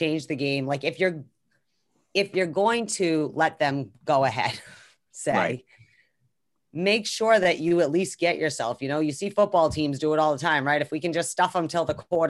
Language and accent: English; Northeast, United States; I kind of am spoiled, especially we're from the Northeast where cities are compact.